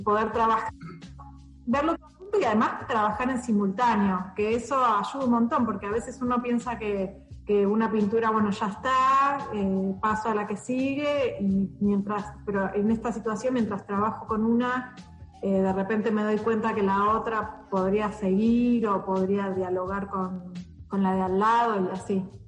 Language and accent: Spanish; Buenos Aires, Argentina; yo soy de Buenos Aires